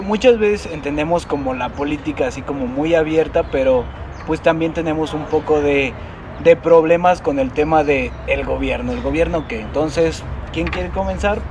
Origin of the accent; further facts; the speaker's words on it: Mexico; como mexicanos